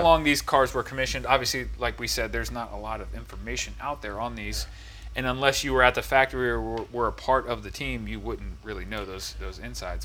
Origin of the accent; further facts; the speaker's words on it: Houston, Texas, United States; growing up in Houston